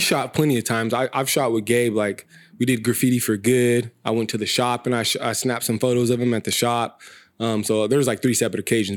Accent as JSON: {"language": "English", "town": "Visalia", "region": "California", "country": "United States", "tie": "born or raised there", "moved": "as an adult", "lives_now": "Sacramento, United States", "said": "I was born and raised in Visalia. Um, been in Sacramento for seven years now."}